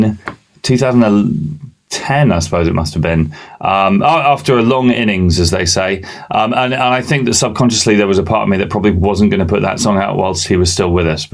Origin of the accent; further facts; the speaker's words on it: England, United Kingdom; also born or lived in Bahrain; I wasn't born in England.